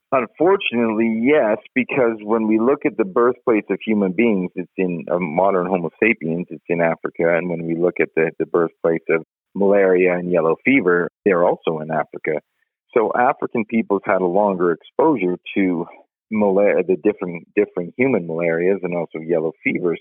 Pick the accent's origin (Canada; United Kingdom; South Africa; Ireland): Canada; now in Colorado, United States; I'm Canadian